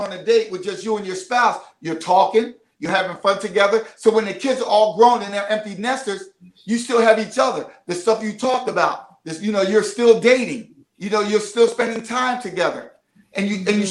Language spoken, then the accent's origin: English; Philadelphia, Pennsylvania, United States; I'm from the city of brotherly love and sisterly affection